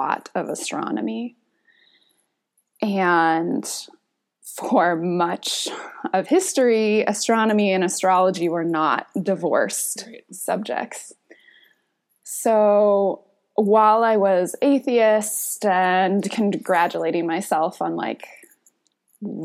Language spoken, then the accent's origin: English; Northern California, United States; I was born in Northern California, kind of spent the early part of my life in like, in this kind of co-housing agricultural community